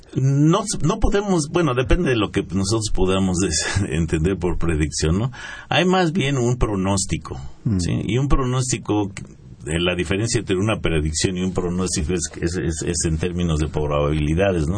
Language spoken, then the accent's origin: Spanish; Mexico